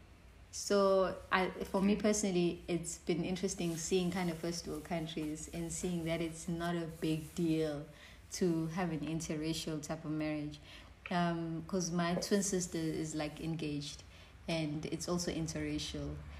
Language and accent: English; Johannesburg, Gauteng, South Africa; moved away as an adult; now in Pietermaritzburg, South Africa; I grew up in Johannesburg where it was very segregated